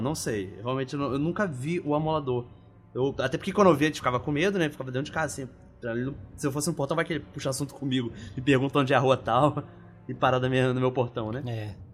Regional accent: Rio de Janeiro, Brazil; na minha infância, lá em Bangu, no oeste do Rio de Janeiro

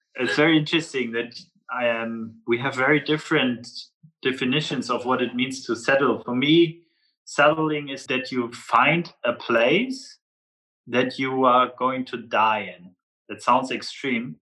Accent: Flensburg, Schleswig-Holstein, Germany; people from Flensburg, my hometown, it's very typical

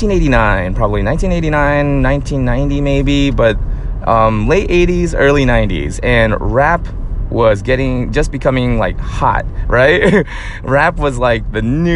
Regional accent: New Jersey, United States; moved away; also born or lived in Atlanta; I grew up in New Jersey

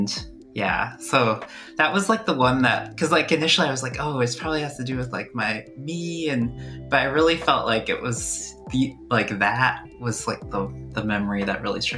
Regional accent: Canada; born there; my family had immigrated from India to Canada, and I was born in Canada.

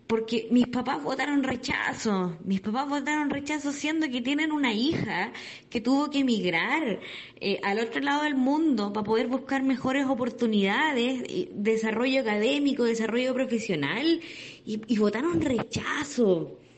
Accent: Chile; moved away as an adult

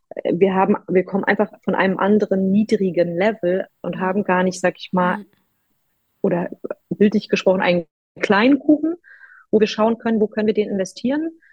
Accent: Rostock, Mecklenburg-Vorpommern, Germany; also born or lived in Warnemünde; Ich bin aus dem wunderschönen Rostock

